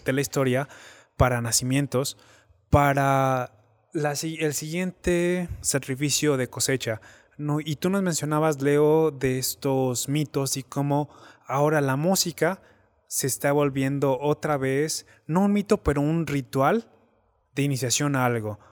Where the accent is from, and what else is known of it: Mexico; moved away